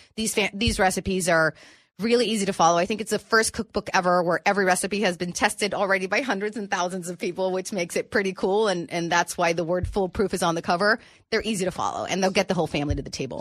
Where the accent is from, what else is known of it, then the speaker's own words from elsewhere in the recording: Tijuana, Baja California, Mexico; also born or lived in San Diego, California, United States; I grew up living in Tijuana.